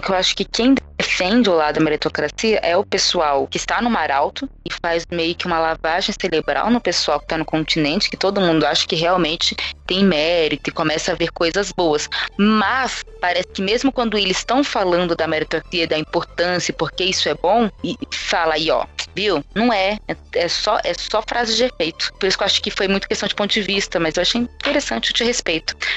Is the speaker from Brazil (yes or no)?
yes; São Paulo, Brazil; Eu sou, eu sou do Capão Redondo. Eu nasci na pobreza.